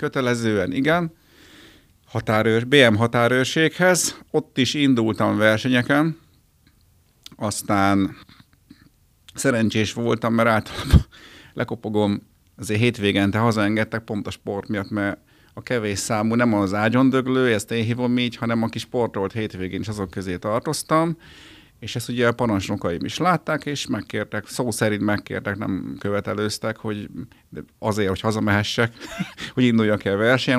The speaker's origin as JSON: {"language": "Hungarian", "town": "Győr", "region": "Győr-Moson-Sopron", "country": "Hungary", "also_born_or_lived": "Miskolc", "moved": "as an adult", "lives_now": "Budapest, Hungary", "said": "Én Győri vagyok, de ugye Pesten lakom már kétezer óta"}